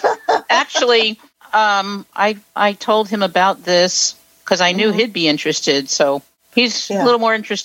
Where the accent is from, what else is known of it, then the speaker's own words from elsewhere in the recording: New Jersey, United States; I'm from Jersey.